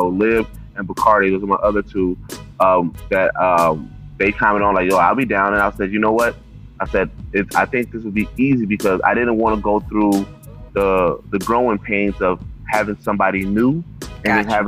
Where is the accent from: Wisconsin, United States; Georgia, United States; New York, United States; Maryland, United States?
Wisconsin, United States; Milwaukee; I am from Milwaukee, Wisconsin